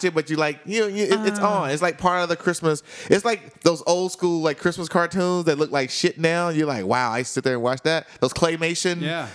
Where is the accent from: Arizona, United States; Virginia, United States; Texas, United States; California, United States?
Texas, United States; DeSoto; my hometown, DeSoto